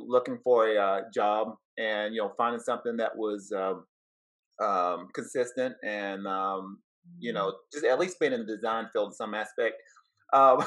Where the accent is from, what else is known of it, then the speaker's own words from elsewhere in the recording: Cleveland, Tennessee, United States; originally from Southeast Tennessee, from a small town called Cleveland, Tennessee. So from the South.